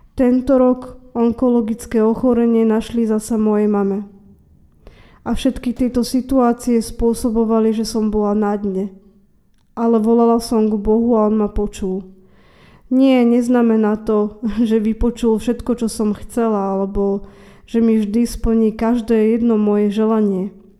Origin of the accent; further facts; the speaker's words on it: Trnava, Trnava Region, Slovakia; som obyčajná žena z Trnavy